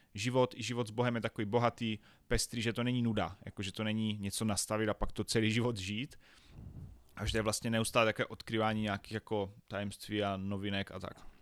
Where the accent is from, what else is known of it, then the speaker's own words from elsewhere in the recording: Havířov, Moravian-Silesian Region, Czechia; Já jsem se narodil ve velkom městě Havířov, což je na východě České republiky